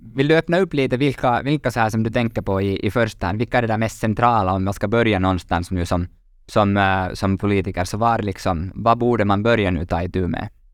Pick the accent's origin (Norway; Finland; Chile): Finland; vi är lite bekväma finländare